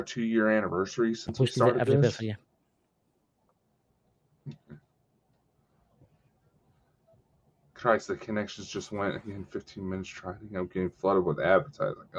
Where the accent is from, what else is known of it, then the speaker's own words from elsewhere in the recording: United States; as an American